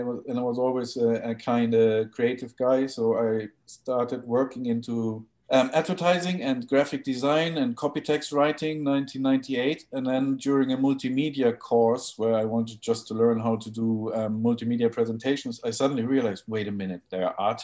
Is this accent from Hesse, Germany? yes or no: no; Hamburg, Germany; also born or lived in Wales; I'm from Hamburg originally